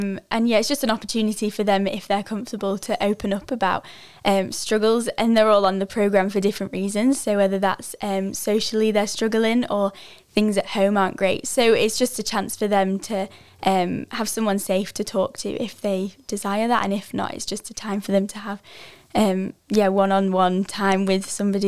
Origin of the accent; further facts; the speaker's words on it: England, United Kingdom; so I came from England, which is 6 hours behind.